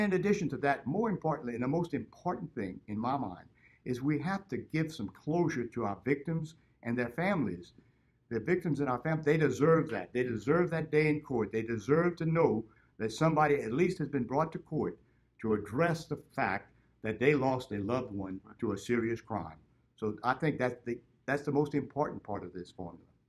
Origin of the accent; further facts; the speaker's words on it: Broussard, Louisiana, United States; I grew up in Broussard, Louisiana, and I've been in Lafayette Parish all my life.